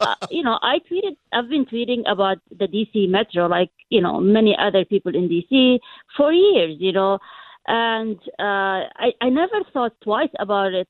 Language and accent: English; Jordan; first language Arabic; English is a second language; moved away as an adult; also born or lived in London, United Kingdom; now in United States; I was, uh, born and raised in Jordan